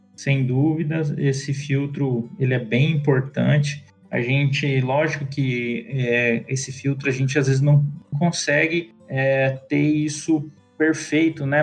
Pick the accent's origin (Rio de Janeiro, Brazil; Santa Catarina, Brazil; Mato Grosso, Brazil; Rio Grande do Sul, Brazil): Mato Grosso, Brazil; also born or lived in Araçatuba, São Paulo / São Paulo; eu nasci lá em Aracatuba, mas cresci aqui no Mato Grosso, minha família veio para cá no começo dos anos 90